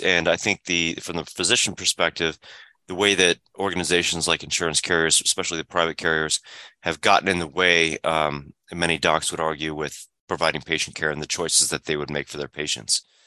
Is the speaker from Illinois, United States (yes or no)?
yes; Illinois, United States; moved away; the pediatrician and, and the family care practitioner and father and son practice that I had growing up in Illinois